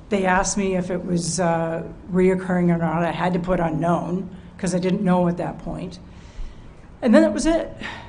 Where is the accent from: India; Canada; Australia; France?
Canada; what does President Trump have to do with me as a Canadian?